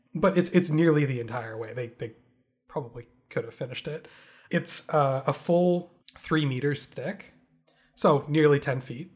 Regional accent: Canada; We, we grew up in Canada

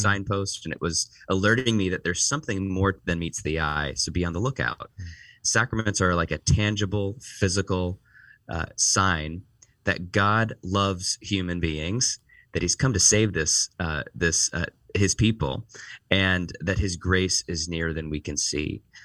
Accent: Northeast Ohio, United States; moved away as an adult; also born or lived in Washington, D.C., United States; now in Chicago, United States; I was born and raised in Northeast Ohio

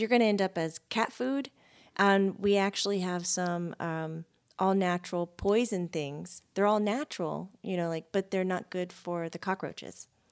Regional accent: Florida, United States; growing up in Florida

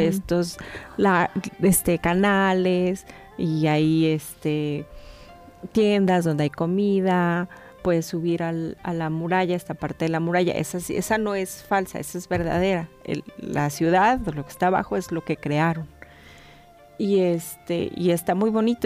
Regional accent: Mexico; A nosotros como mexicanos

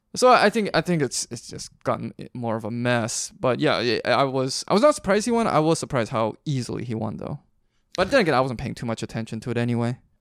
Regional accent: Vancouver, British Columbia, Canada; I'm a Canadian, so I was I was up in Vancouver

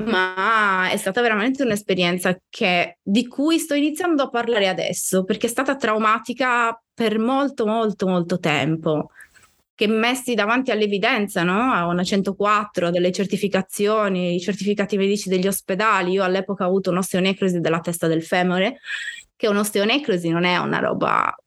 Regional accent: Sardinia, Italy; moved away as an adult; also born or lived in Bologna / Florence; io eh, sono nata in Sardegna, ma sono anche cresciuta in Sardegna, nel senso che sono andata via che ero grande, avevo 28 anni

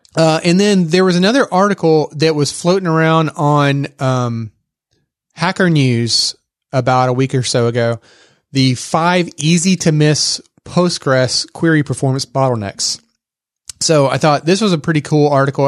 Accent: Texas, United States; accent: Texas; my Texas accent

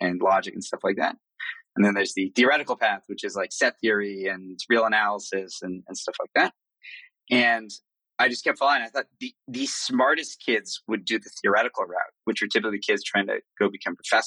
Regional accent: Boston, Massachusetts, United States; moved away as an adult; now in São Paulo, Brazil; I was born in Boston, grew up there. And Boston was my base until about 10 years ago when I moved to São Paulo

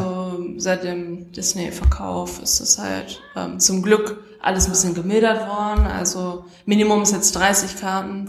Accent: Essen, North Rhine-Westphalia, Germany; ich komme aus Essen

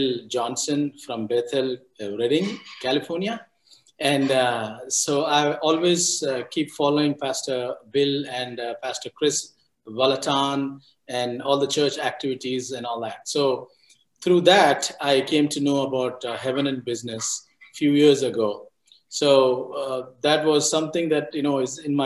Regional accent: India; moved away as an adult; also born or lived in Florida; I was born and brought up in India, and in the same place that I am here, 20 miles away from where I am

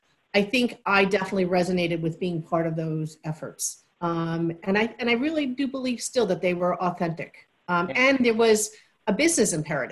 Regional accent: New York City, New York, United States; also born or lived in east end of Long Island; I grew up originally in Queens in a very multicultural neighborhood

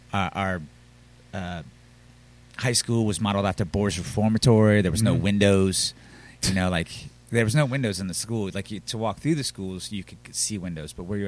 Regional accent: Reston, Virginia, United States; born or raised there; moved away as an adult; now in Richmond, United States

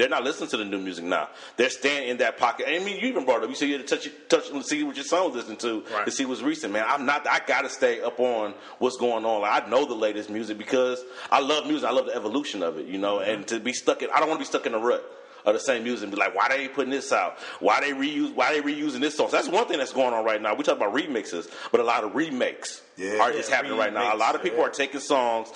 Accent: Detroit, Michigan, United States; I'm from Detroit

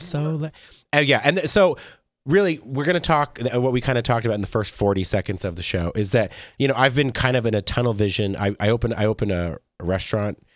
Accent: Las Vegas, Nevada, United States; I'm, I'm born and raised in Vegas

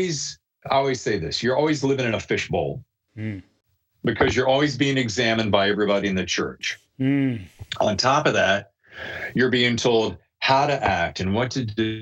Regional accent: North Carolina, United States; moved away as an adult; also born or lived in New York / Los Angeles / Chicago; I'm living in North Carolina, which is, fine. I love it. It's my home birth state.

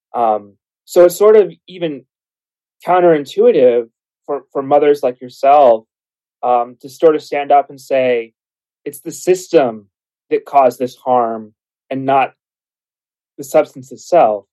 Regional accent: Arizona, United States; I'm from Arizona

